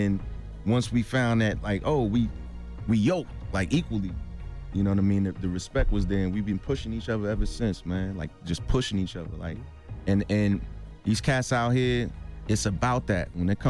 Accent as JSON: {"language": "English", "town": "Brooklyn", "region": "New York", "country": "United States", "said": "we didn't get along initially because I'm from Brooklyn. He's from Manhattan."}